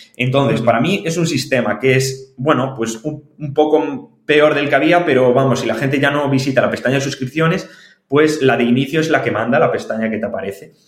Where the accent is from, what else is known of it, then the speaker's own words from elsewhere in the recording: O Grove, Galicia, Spain; soy de Grove, de un pueblito de Galicia